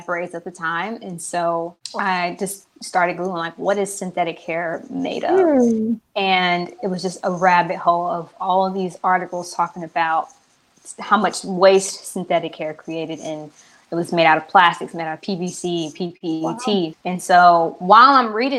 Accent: Kansas City, Missouri, United States; moved away as an adult; also born or lived in Columbia, Missouri / Los Angeles, California; now in Charlotte, United States; I am from Kansas City, Missouri. I live in Charlotte, North Carolina right now

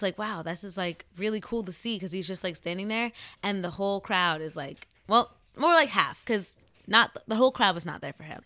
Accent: central New Jersey, United States; I am from a small town in central New Jersey.

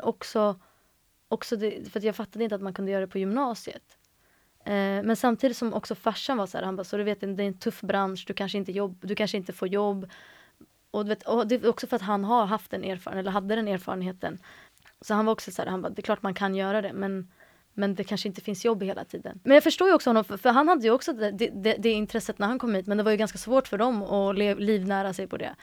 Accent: Stockholm, Stockholm County, Sweden; Jag är uppvuxen i Stockholm, i eh, mellan, eller i Hjulsta första halvan av mitt liv och sen resten av mitt liv är jag uppvuxen i Akalla.

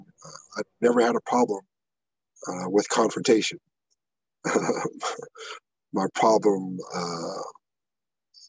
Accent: Iowa, United States; I'm from Iowa

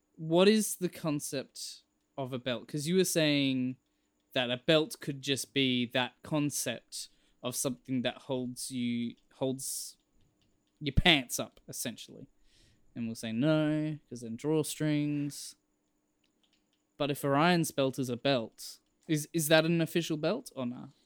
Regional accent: Australia; I'm Australian

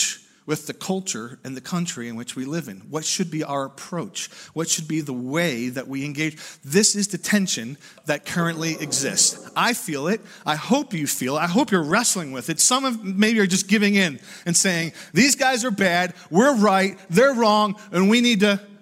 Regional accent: United States; I'm proud American

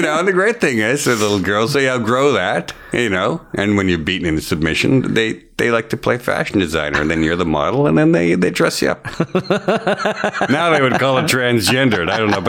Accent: Edmonton, Alberta, Canada; also born or lived in Moose Jaw, Saskatchewan; I pretty much grew up in Edmonton, though.

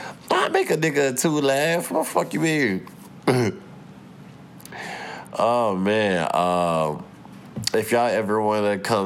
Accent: St. Louis, Missouri, United States; Like, I'm from St. Louis.

